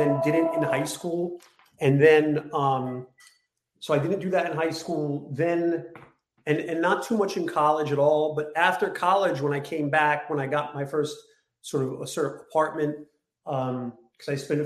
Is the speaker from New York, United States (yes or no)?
yes; New York City, New York, United States; I grew up in Bay Ridge, Brooklyn.